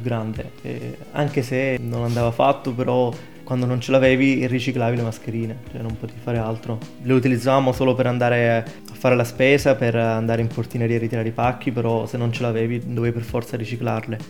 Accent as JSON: {"language": "Italian", "town": "Ostuni", "region": "Apulia", "country": "Italy", "moved": "as an adult", "lives_now": "Trento, Italy", "said": "vengo da Ostuni in provincia di Brindisi"}